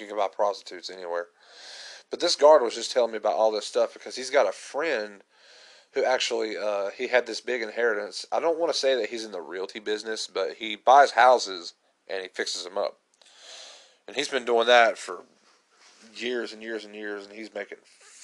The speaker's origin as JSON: {"language": "English", "country": "United States", "said": "I'm just an American trying to learn Russian"}